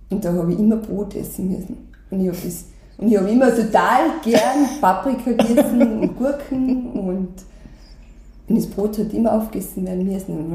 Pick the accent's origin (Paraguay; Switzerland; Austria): Austria; St. Michael im Lungau, Salzburg; geboren, aufgewachsen im Lungau, in St. Michael. Ähm, da habe ich auch meine ganze Kindheit verbracht, meine Jugend da teilweise. Also ich bin eben Volksschule, Hauptschule in St. Michael gegangen